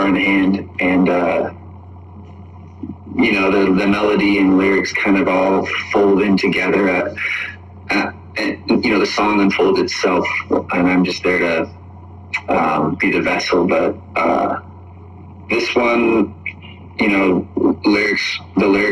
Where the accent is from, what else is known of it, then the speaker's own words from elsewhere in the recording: Spokane, Washington, United States; now in Los Angeles, United States; I'm based in Los Angeles, but I'm from Spokane, Washington.